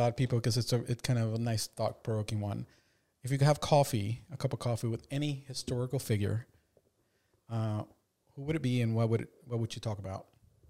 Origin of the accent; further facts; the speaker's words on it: Reston, Virginia, United States; In Reston. We grew up in Virginia, in Reston, Virginia.